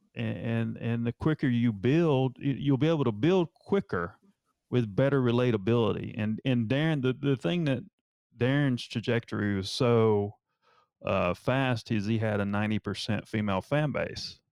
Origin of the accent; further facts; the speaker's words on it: Asheville, North Carolina, United States; now in Charleston, United States; I'm from North Carolina